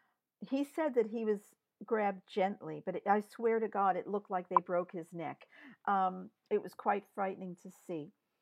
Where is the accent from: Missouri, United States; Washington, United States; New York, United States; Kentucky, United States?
New York, United States; I grew up in New York.